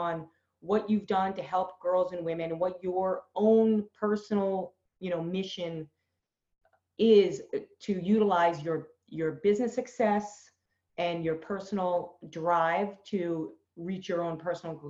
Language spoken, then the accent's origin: English; Boston, Massachusetts, United States; I'm from Boston